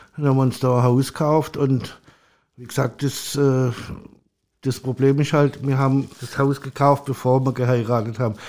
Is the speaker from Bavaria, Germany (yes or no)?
no; Stuttgart area, Baden-Württemberg, Germany; moved away as an adult; now in Hamburg, Germany; Also ich komme aus dem Raum Stuttgart